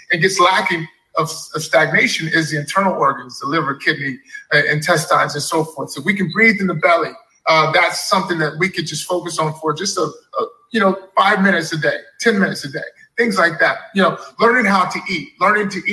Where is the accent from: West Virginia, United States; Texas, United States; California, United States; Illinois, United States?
Texas, United States; Dallas; growing up in Texas, Dallas